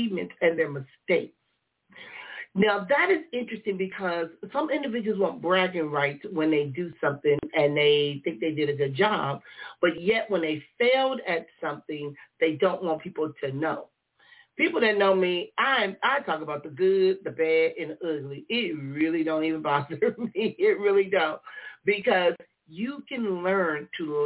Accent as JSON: {"language": "English", "town": "Compton", "region": "California", "country": "United States", "tie": "born or raised there", "said": "when I was a kid growing up in Compton"}